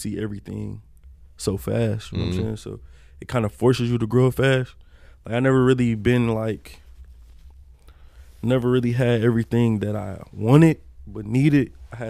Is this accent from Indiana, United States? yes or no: no; Detroit, Michigan, United States; So I'm coming from Detroit